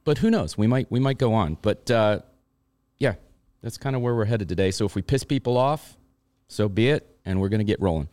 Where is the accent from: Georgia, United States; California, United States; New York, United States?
New York, United States; Long Island; I grew up on Long Island